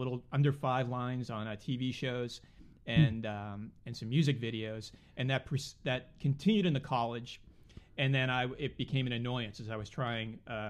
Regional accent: Swampscott, Massachusetts, United States; also born or lived in Boston; I am from Boston. {S0} Okay. {S1} I was born in Boston. {S0} In Boston. {S1} And then, but my family lived north of Boston in a town called Swampscott.

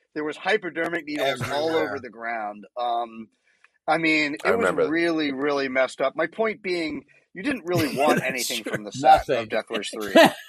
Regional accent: New York, United States; I grew up mostly in New York

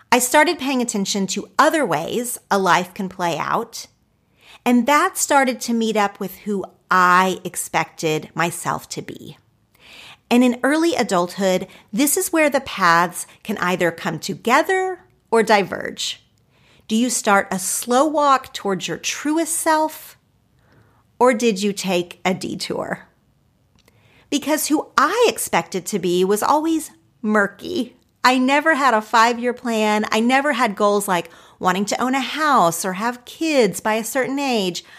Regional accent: Oklahoma, United States; moved away as an adult; now in Los Angeles, United States; my home state. I love Oklahoma and I love the people there

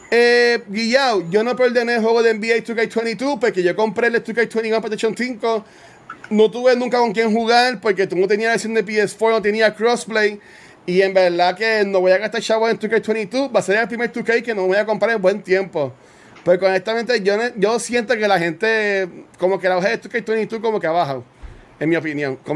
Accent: Canóvanas, Puerto Rico; soy de Canóvana. Yo, yo, soy de, yo soy de la tribu

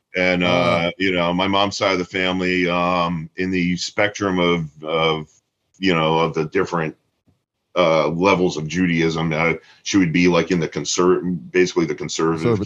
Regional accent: Tampa, Florida, United States; growing up in Tampa

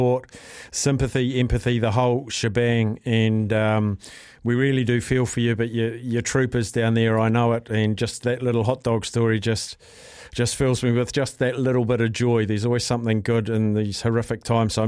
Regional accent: Gisborne, New Zealand; moved away; from the city of my birth in Gisborne

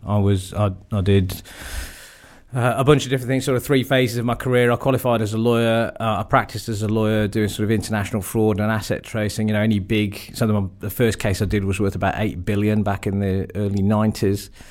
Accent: Wolverhampton, West Midlands, United Kingdom; I was born and brought up in Wolverhampton

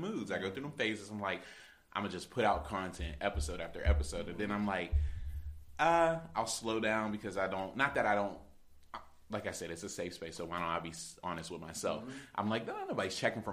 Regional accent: Manassas, Virginia, United States; now in Pittsburgh, United States; I'm from Manassas, but Pittsburgh is where I was

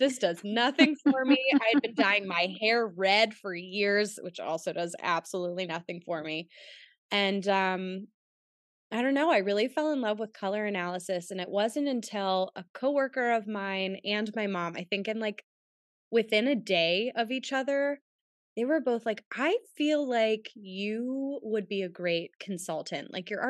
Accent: Pittsburgh, Pennsylvania, United States; And I'm from Pittsburgh.

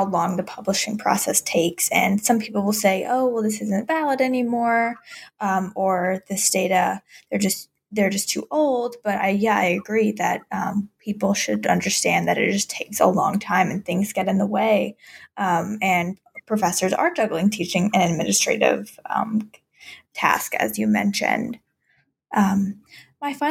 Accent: South Carolina, United States; moved away; I'm originally from South Carolina

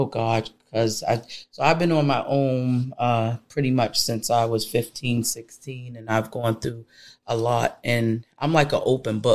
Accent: United States; I am an American born woman

